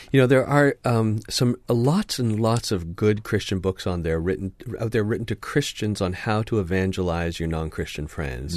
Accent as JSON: {"language": "English", "country": "Canada", "said": "my passport says I'm Canadian"}